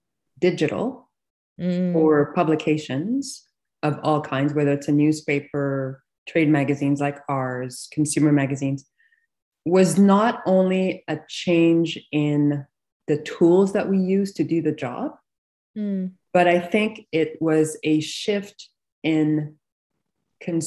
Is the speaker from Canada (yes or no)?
yes; Canada; moved away; I grew up on the East Coast. So my yeah. entire family's in Montreal.